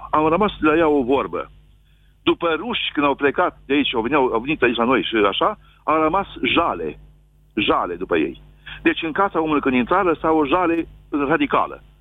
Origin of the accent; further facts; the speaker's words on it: Bucovina, Romania; Sunt din Bucovina